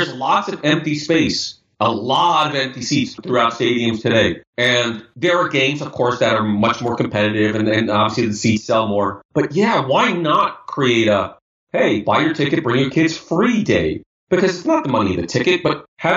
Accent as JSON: {"language": "English", "town": "New York City", "region": "New York", "country": "United States", "tie": "born or raised there", "said": "we grew up in Brooklyn, New York. I was 10 minutes from Brooklyn Cyclones."}